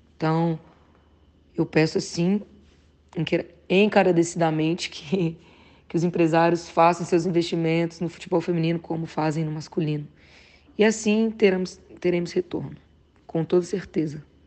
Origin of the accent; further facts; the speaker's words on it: Patos de Minas, Minas Gerais, Brazil; Patos de Minas, né? Que é a cidade onde eu fui criada